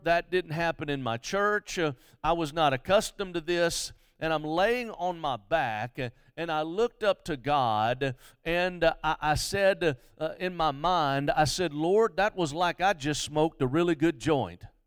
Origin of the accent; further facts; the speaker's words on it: Mobile, Alabama, United States; I grew up in Mobile.